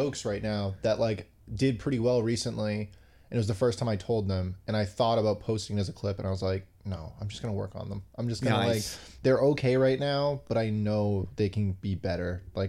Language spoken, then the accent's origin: English; Somerville, Massachusetts, United States; born or raised there